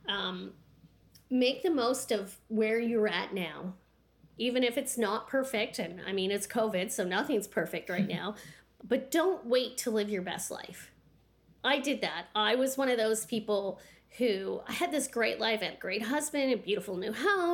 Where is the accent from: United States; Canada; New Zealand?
Canada; the Maritimes; moved away; also born or lived in Pembroke, Ontario / Petawawa, Ontario; I come from the Maritimes